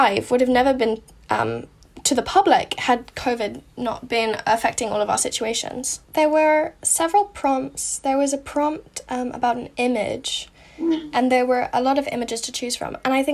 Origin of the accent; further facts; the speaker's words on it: United States; I'm American